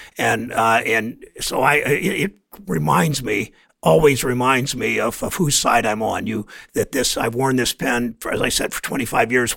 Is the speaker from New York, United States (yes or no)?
no; Mansfield, Ohio, United States; my hometown of Mansfield